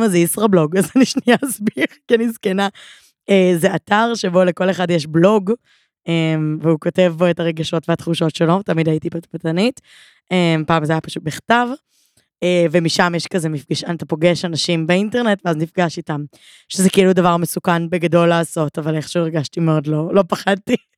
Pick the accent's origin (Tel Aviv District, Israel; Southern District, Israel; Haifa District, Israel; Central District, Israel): Tel Aviv District, Israel; Givatayim; also born or lived in United States / Ann Arbor, Michigan; now in Tel Aviv, Israel; אני גדלתי רוב חיי בגבעתיים